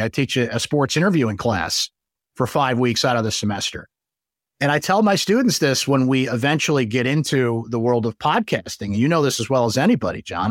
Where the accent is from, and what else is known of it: Syracuse, New York, United States; born or raised there